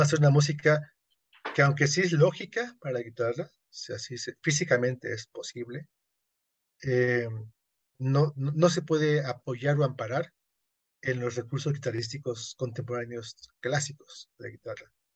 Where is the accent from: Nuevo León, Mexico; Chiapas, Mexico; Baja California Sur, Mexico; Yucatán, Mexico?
Yucatán, Mexico; yo soy yucateco